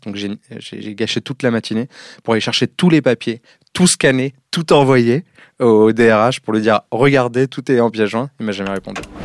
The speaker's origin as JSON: {"language": "French", "town": "Évry", "region": "Île-de-France", "country": "France", "tie": "born or raised there", "said": "j'ai grandi à Évry, et pas Ivry"}